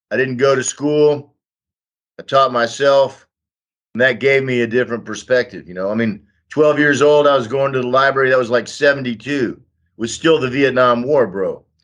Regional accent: Austin, Texas, United States; moved away as an adult; also born or lived in Germany; now in Donbas, Ukraine; I was born in Austin, Texas in 1960.

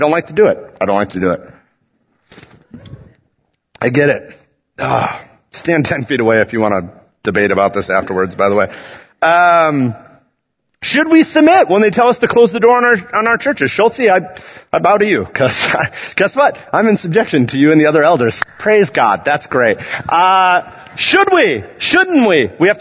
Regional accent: United States; I love being an American.

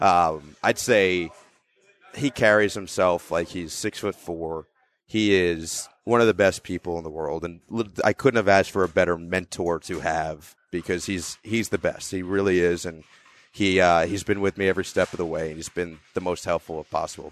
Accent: Northern New Jersey, United States; I'm from Northern New Jersey.

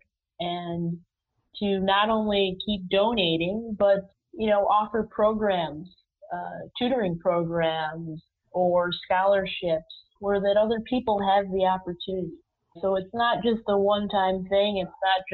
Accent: Rochester, New York, United States; I was born in Rochester, New York

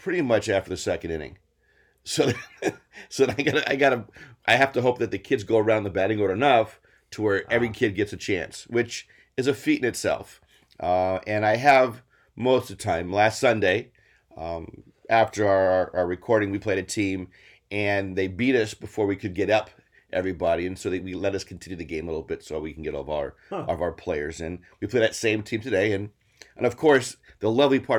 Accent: Denver, Colorado, United States; now in New Jersey, United States; I grew up in Denver

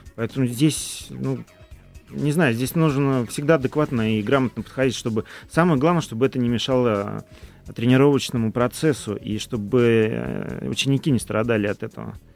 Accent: Tolyatti, Samara Oblast, Russia; moved away; в родном городе в Толете

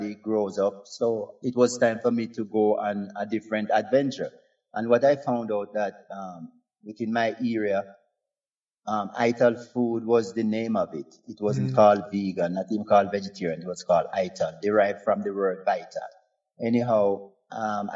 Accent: Westmoreland, Jamaica; also born or lived in New Mexico, United States; now in Santa Fe, United States; I was born up in the hills of Darlington in Westmoreland, New Works

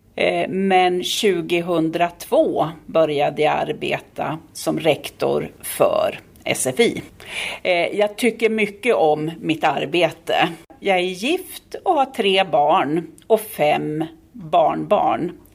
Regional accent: Sweden; Jag kommer från Sverige och talar svenska, men också engelska.

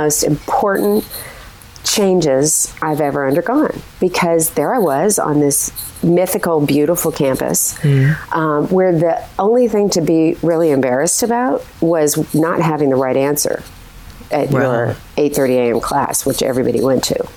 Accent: Montana, United States; growing up in Montana, before the internet

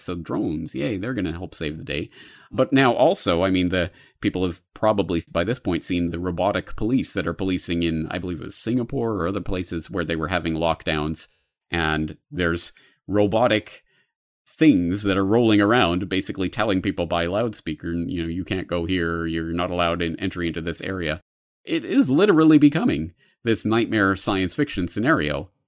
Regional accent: Canada; now in Japan; As a Canadian in Japan

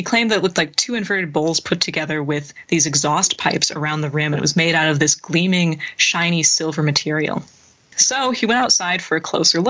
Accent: Wisconsin, United States; my home state of Wisconsin

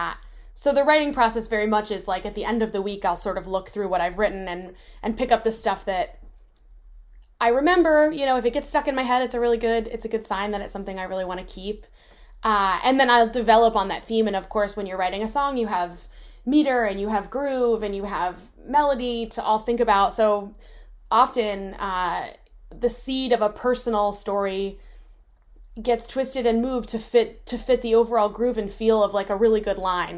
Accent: Shepherdstown, West Virginia, United States; moved away as an adult; also born or lived in Michigan; I was raised in West Virginia and I grew up around country music

